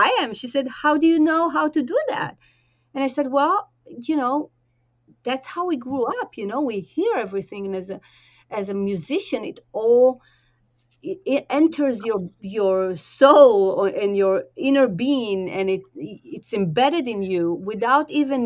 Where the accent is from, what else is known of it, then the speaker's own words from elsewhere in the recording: Tel Aviv-Yafo, Tel Aviv District, Israel; moved away; I grew up in Israel and very close to old Jaffa